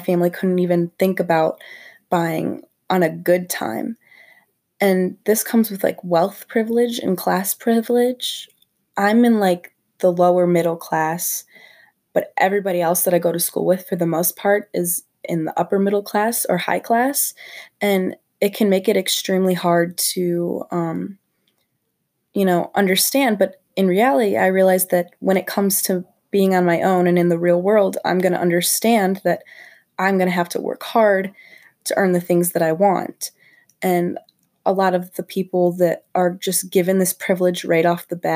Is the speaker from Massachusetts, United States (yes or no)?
no; St. Charles, Illinois, United States; I grew up in St. Charles, Illinois, and go to St. Charles North High School